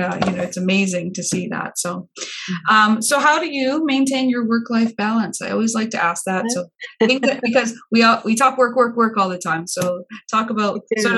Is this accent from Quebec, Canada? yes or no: no; Windsor, Ontario, Canada; I'm from Windsor